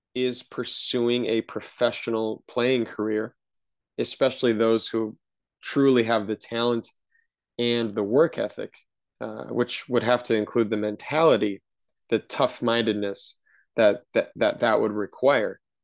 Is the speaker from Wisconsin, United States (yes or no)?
yes; Wisconsin, United States; We grew up in Wisconsin